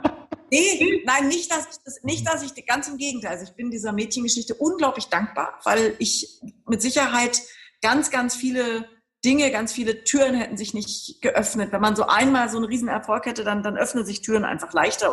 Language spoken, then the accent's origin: German; Berlin, Germany; weil es meine Heimatstadt ist